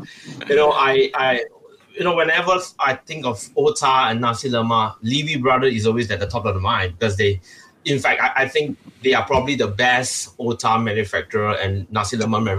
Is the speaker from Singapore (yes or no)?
yes; Singapore; being a Singaporean